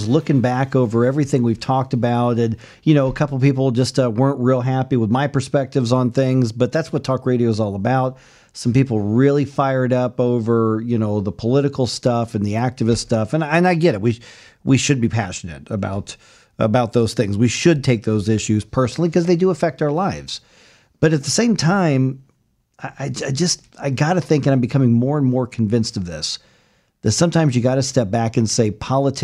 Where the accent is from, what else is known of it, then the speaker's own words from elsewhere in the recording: Midwest, United States; Growing up in the Midwest